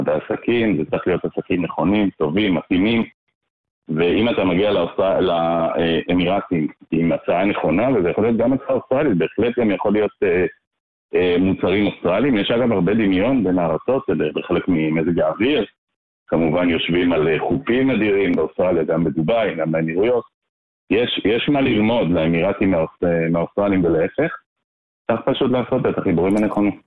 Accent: Jerusalem, Jerusalem District, Israel; now in Ra'anana, Israel; אני אה, ישראלי אה, מלידה, תושב רעננה, גדלתי בירושלים דווקא

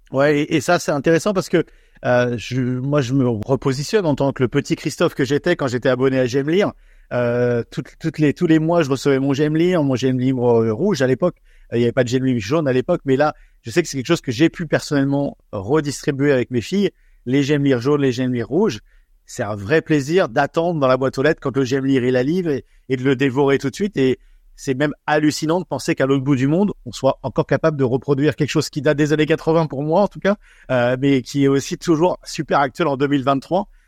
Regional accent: France

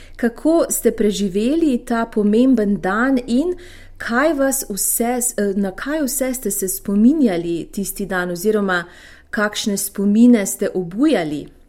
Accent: Slovenia; smo Slovenci

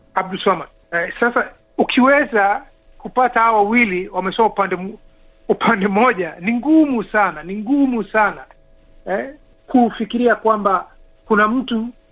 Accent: Kenya; sisi ni Wakenya

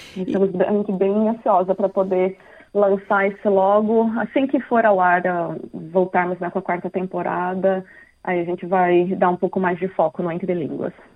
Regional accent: Brazil; now in Australia; Ah, brasileira

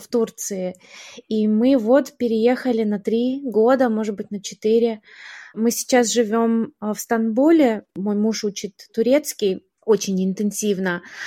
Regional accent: Melbourne, Victoria, Australia; moved away as an adult; also born or lived in Kharkiv, Ukraine / New York, United States / Canberra, Australia / Brisbane, Australia; now in Istanbul, Turkey; И в 94-м э, моя семья переехала в Мельбурн. Ага. И мне было 9 лет, и я с тех пор живу в Мельбурне

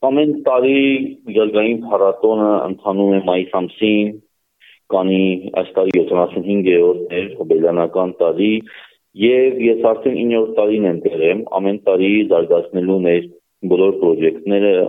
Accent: Nagorno-Karabakh, Azerbaijan; Ոչ միայն այն պատճառով Արցախ Արցախից եմ ես, ոչ միայն այն պատճառով Արցախի մեջ եմ մեծացել

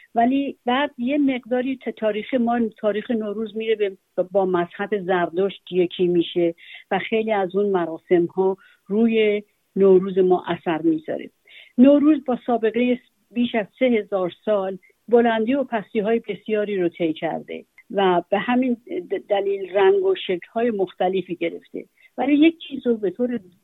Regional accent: Iran; now in Sydney, Australia; من به عنوان یک ایرانی

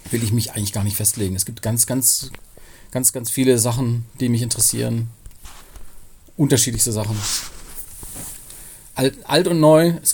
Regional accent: Pforzheim, Baden-Württemberg, Germany; now in Cologne, Germany

